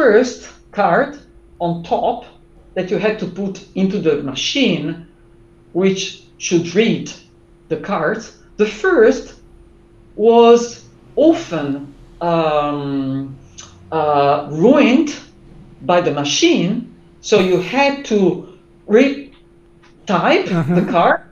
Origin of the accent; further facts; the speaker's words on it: Italy; English is a second language; also born or lived in Durham; when I came back to Italy from Durham